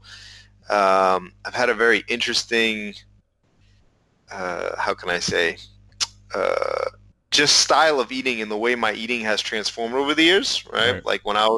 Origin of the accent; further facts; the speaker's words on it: Massachusetts, United States; And of course, we're both from Massachusetts.